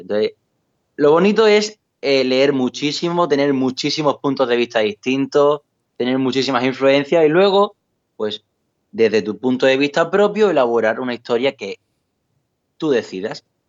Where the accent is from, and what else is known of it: Valverde del Camino, Andalusia, Spain; born or raised there